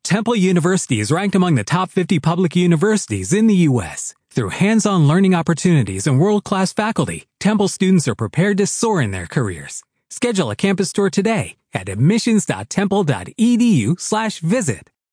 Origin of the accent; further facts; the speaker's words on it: United States; we are anchored here as American citizens. We know the whole gig in this country. We speak the language